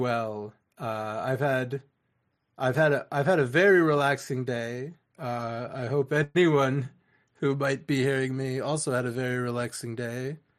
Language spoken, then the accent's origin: English; New England, United States; I'm from New England.